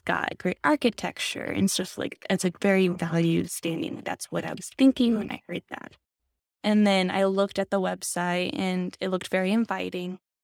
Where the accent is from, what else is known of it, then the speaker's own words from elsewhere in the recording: Alaska, United States; moved away as an adult; now in Grove City, United States; I'm actually from Alaska. I've lived there since I was five, and growing up in Alaska